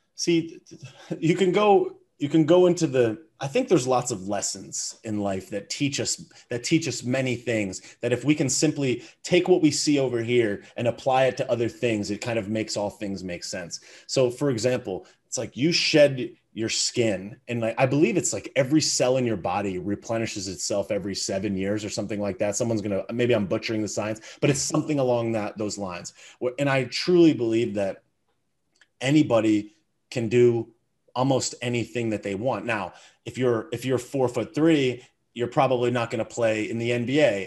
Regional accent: United States; I was born in America. with a great family, parents that, that loved me. You know, I grew up and I went to a great elementary school and middle school and high school

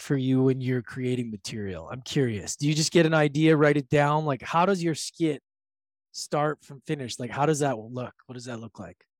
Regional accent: Edmonton, Alberta, Canada; moved away; also born or lived in Victoria / Vancouver; I was born and raised in Edmonton

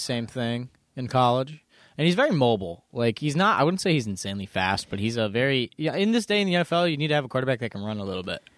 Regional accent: Buffalo, New York, United States; I am from Buffalo

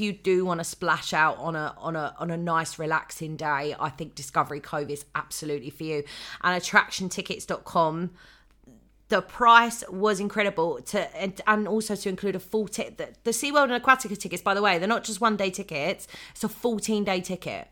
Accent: United Kingdom; we're British

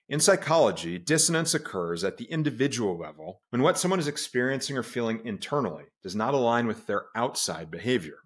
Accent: United States; I was also born an American, and as an American, I'm a patriot

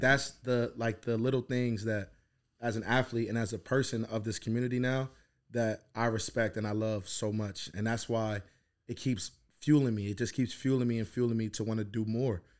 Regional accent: New Jersey, United States; moved away as an adult; also born or lived in Philadelphia; I grew up in Jersey and I went to Philly

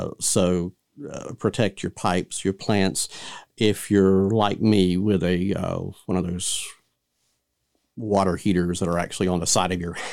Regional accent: Florida, United States; I mean, we're from Florida, but I still got Georgia blood in me, so I'm okay.

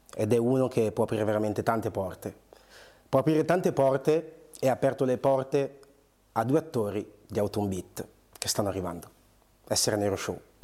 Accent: Bergamo, Lombardy, Italy; also born or lived in Angola; now in Milan, Italy; io sono cresciuto a Bergamo, cioè sono nato, um, sono... Uh, sì, cresciuto a Bergamo, sì, sì. poi sono arrivato qua a Milano per studiare recitazione

